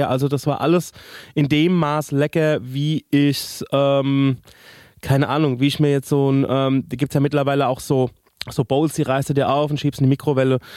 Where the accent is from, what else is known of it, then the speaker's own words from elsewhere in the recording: Spain; Also ich bin ja in Spanien de facto aufgewachsen.